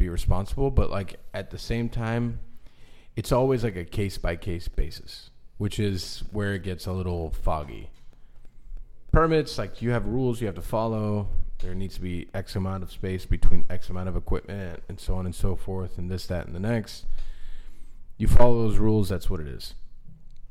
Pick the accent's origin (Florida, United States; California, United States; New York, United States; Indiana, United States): Florida, United States; Miami; I'm from Little Havana